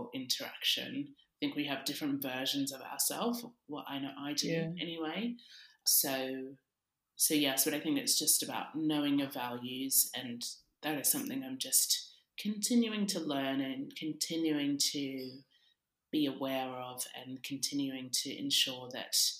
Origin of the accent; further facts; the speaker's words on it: Sydney, New South Wales, Australia; now in London, United Kingdom; I grew up in Sydney, Australia, and now I also live in London.